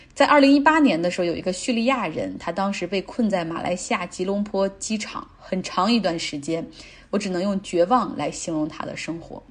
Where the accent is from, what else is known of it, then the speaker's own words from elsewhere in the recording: Changchun, Jilin, China; 来自吉林长春